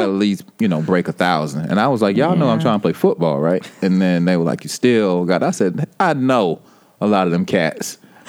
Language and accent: English; Atlanta, Georgia, United States; No, I'm from Atlanta, Georgia.